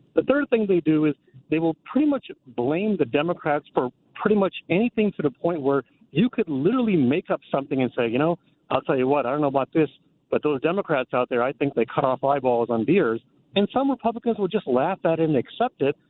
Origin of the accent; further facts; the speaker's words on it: India; now in Burbank, United States; I'm from India. My background's in India.